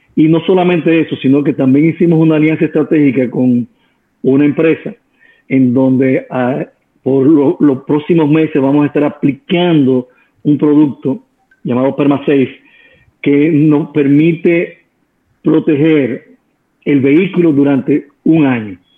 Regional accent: Dominican Republic; Somos dominicanos

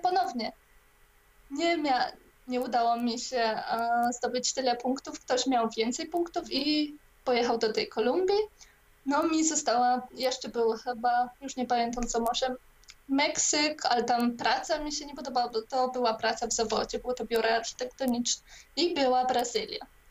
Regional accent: Poland; wyrosłam też częściowo w e, komunistycznej Polsce

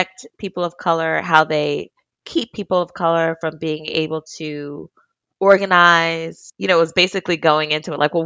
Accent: New Jersey, United States; I grew up in South Jersey, a little bit in suburbia

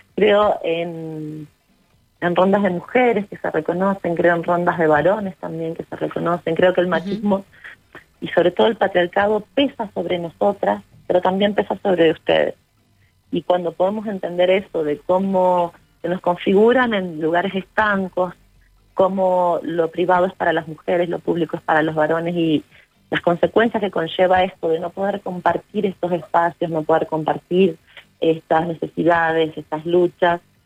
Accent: Uspallata, Mendoza, Argentina; Nosotros somos de Uspallata y alta montaña

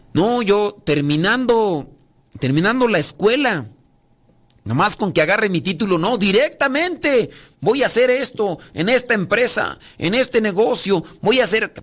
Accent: Mexico; yo soy de México

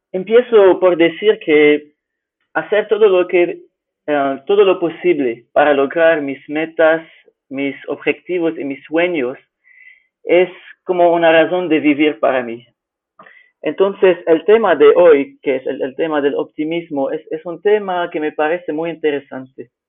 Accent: Lebanon; Spanish is a second language; now in Fortaleza, Brazil; soy originalmente de Líbano, pero vivía en más de seis países en mi vida.

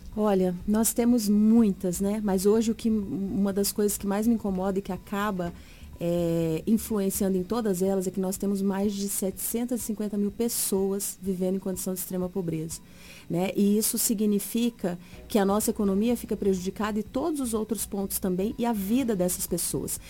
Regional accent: Mato Grosso, Brazil; sou mato-grossense da periferia

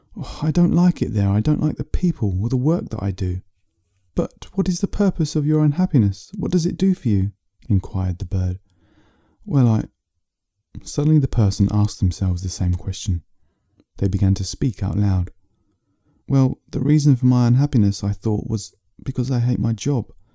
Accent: England, United Kingdom; I'm an author from England.

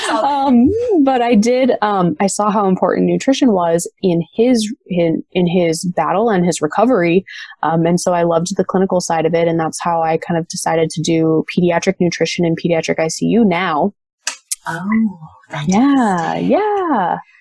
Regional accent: Las Vegas, Nevada, United States; also born or lived in Michigan; my family moved out to Las Vegas, which is where I currently reside. When I was ten

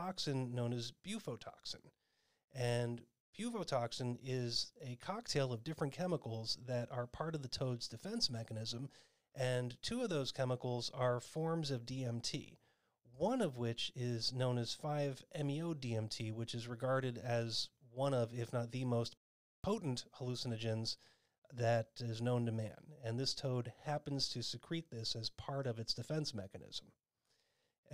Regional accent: Arizona, United States; my home state of Arizona

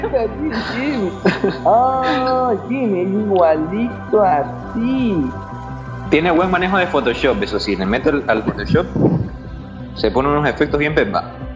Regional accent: Ecuador; yo también soy galarra, soy de Ecuador, hago radio.

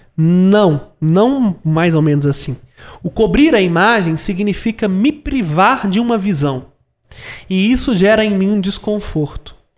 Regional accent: Brazil; eu nunca saí do Brasil

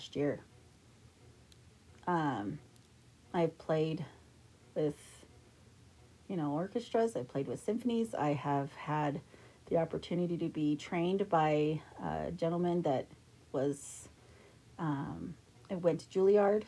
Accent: Idaho Falls, Idaho, United States; I grew up in Idaho Falls, Idaho

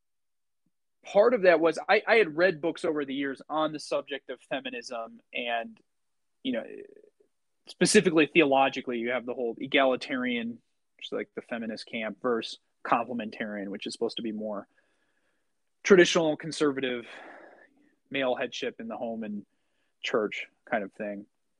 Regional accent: United States; growing up in the United States

